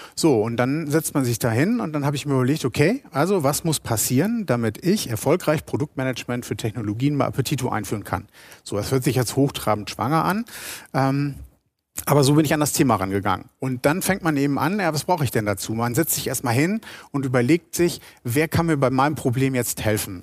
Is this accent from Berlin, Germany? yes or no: no; Rheine, North Rhine-Westphalia, Germany; Rheine ist die patente Stadt im Münsterland und meine Heimatstadt.